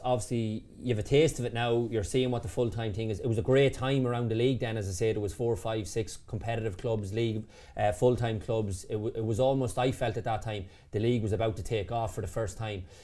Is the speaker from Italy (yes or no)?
no; Sligo, Connacht, Ireland; I'm from Sligo, so a Sligo fan